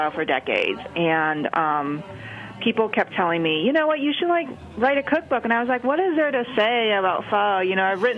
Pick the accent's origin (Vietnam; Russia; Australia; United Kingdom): Vietnam; Ho Chi Minh City; moved away; I was born in Saigon, and I got hooked on the soup really early on when I was about 5 years old, and we still live there